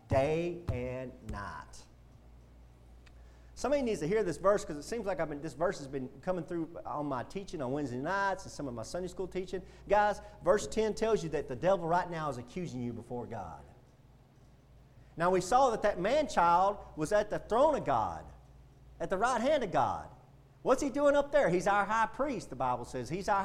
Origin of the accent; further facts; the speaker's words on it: United States; being an American citizen